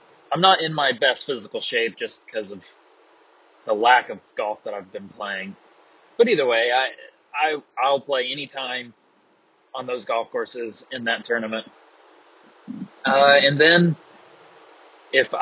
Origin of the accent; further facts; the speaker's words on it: North Carolina, United States; now in Apex, United States; We're both from North Carolina. We are now both from the Triangle of North Carolina. He's from Cary. I'm now from Apex